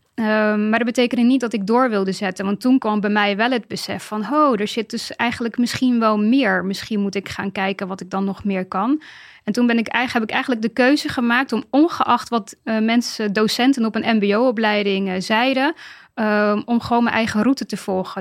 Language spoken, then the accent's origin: Dutch; Dordrecht, South Holland, Netherlands; moved away as an adult; ik kom uit Dordrecht. Ik ben uh, dus Dordtse.